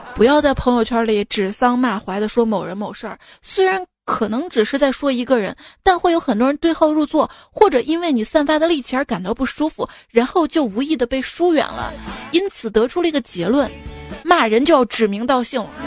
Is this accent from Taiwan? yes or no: no; Xi'an, Shaanxi, China; 我作为一个西安人